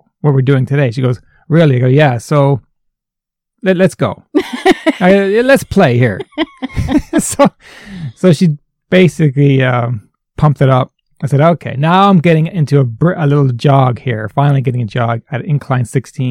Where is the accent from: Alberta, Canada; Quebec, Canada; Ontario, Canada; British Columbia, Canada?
Ontario, Canada; We're both from Ontario